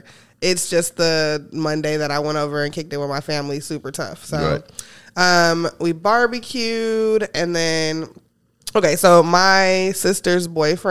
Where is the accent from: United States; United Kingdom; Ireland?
United States; Chicago, Illinois; moved away; I'm from Chicago.